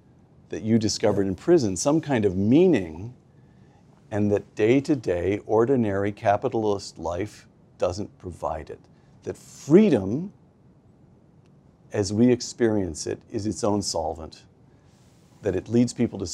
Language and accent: English; United States; In my mind, of course, I'm an American